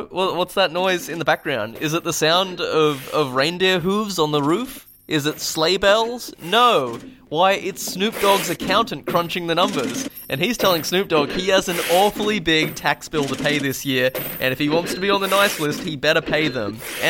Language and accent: English; Alice Springs, Northern Territory, Australia; Growing up in Alice Springs, when you're enjoying a 40 degree Celsius Christmas, your first thought isn't to immediately drink eggs and milk that have been mixed together.